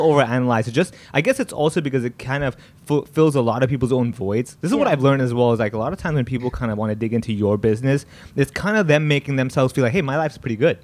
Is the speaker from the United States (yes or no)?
no; Hong Kong; growing up here being Indian, people think I don't speak Cantonese